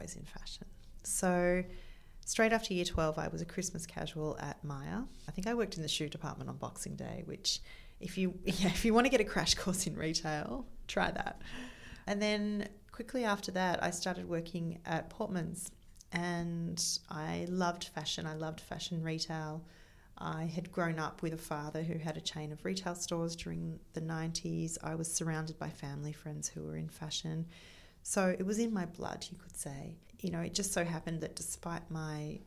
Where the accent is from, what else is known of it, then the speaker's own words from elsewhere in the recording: Melbourne, Victoria, Australia; moved away as an adult; also born or lived in Sydney; I was born in Melbourne. I moved to Sydney before my 19th birthday.